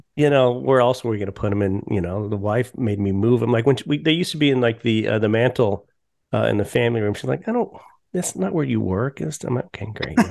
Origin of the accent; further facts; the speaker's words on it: Colorado, United States; I grew up in Colorado